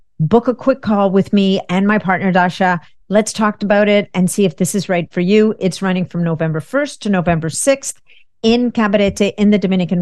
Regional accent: Canada; a fellow Canadian. I'm Canadian.

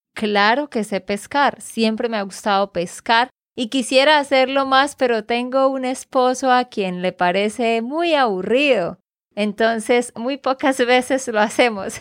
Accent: Santander, Colombia; de Santander, Colombia

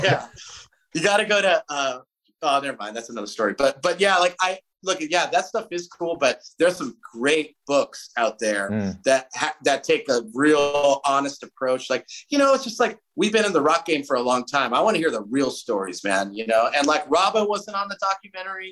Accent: Southern California, United States; We we grew up in Southern California

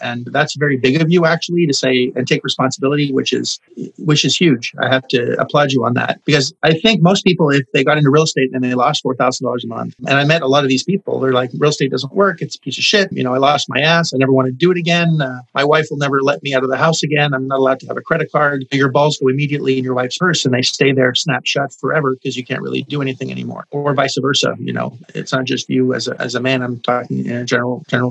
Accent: Montreal, Quebec, Canada; now in Orlando, United States; I'm from Montreal originally

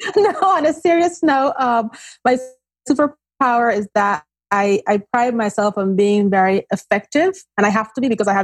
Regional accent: Nigeria; also born or lived in Austria; now in New Jersey, United States; Between Nigeria and Austria.

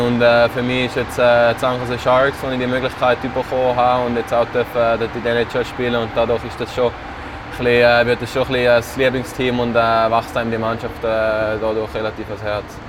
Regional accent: Switzerland; moved away; als, als Schweizer

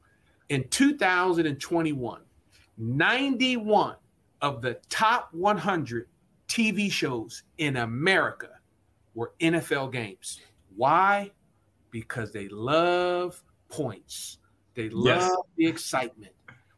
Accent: Trenton, New Jersey, United States; also born or lived in Bucks County; I grew up in Trenton, New Jersey, and in Laura Bucks County, wanting to play for Buddy Ryan.

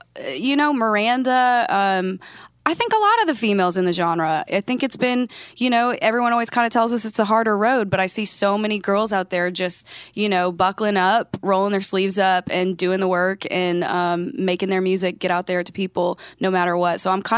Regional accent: Shoeyville, Iowa, United States; Shoeyville, Iowa.

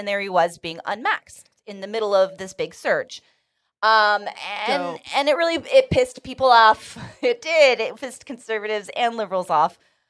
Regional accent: California, United States; Fun little perk of being a Californian.

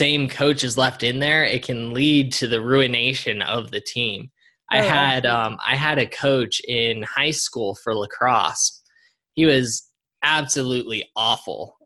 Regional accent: Colorado, United States; moved away as an adult; my home state of Colorado.

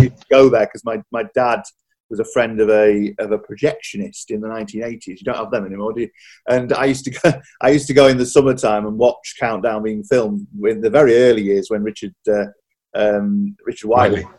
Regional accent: Yorkshire and the Humber, United Kingdom; I grew up in Yorkshire

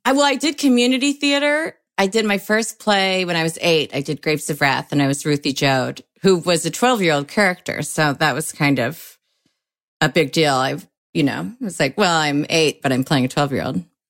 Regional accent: Oak Park, Illinois, United States; also born or lived in Springfield / Chicago; I grew up in Oak Park

